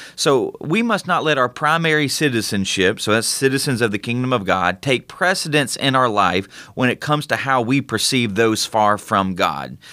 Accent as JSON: {"language": "English", "country": "United States", "said": "as American citizens"}